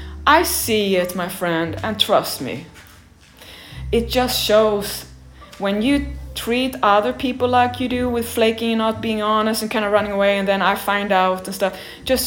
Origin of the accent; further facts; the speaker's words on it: Sweden; moved away as an adult; now in Los Angeles, United States; So when I came from Sweden, I was a pedestrian. When I came to USA and Los Angeles, Paolo said, we have to have a car.